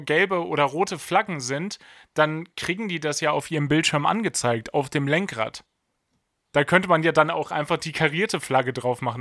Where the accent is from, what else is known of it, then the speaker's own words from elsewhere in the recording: Germany; Wir als Deutsche